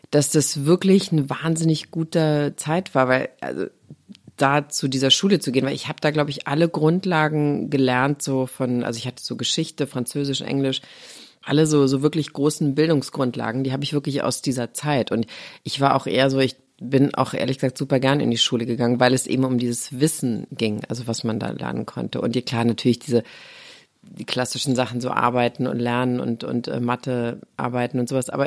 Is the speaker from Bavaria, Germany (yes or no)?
no; Saarlouis, Saarland, Germany; moved away as an adult; also born or lived in Los Angeles; ich komme aus Louis